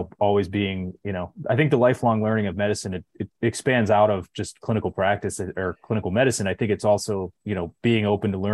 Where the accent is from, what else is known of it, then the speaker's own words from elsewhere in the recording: Chicago, Illinois, United States; moved away; I come from Chicago